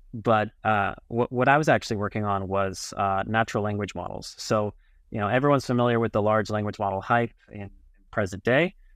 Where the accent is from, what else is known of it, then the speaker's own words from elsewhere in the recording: Los Angeles, California, United States; moved away as an adult; also born or lived in Berkeley, California / New York City; now in Tel Aviv, Israel; born and raised in L A, in the San Fernando Valley